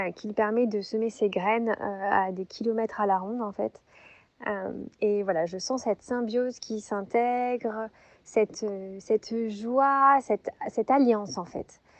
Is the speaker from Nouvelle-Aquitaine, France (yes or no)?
no; Montpellier, Occitania, France; now in Morvan, France; je suis née à Montpellier euh, et aujourd'hui je vis dans un environnement magique euh, dans le, au cœur de la forêt, dans le sud du Morvan en Bourgogne